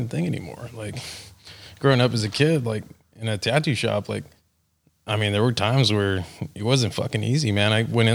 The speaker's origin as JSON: {"language": "English", "town": "McAllen", "region": "Texas", "country": "United States", "tie": "born or raised there", "moved": "yes", "lives_now": "Florida, United States", "said": "Originally, I was born in McAllen, Texas"}